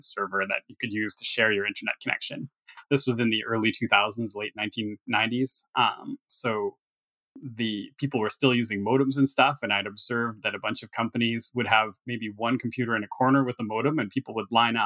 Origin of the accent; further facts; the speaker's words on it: Thunder Bay, Ontario, Canada; moved away; I was born in Thunder Bay, Ontario, which is pretty far north. And it's about a 4-hour drive from anywhere, even significantly sized. So it was quiet. I had a quiet upbringing in the outskirts of this city